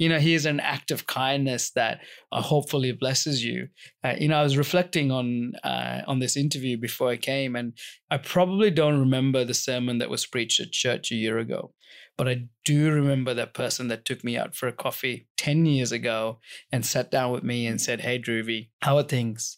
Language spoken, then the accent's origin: English; Sri Lanka; we had a lot of fruit trees growing up in Sri Lanka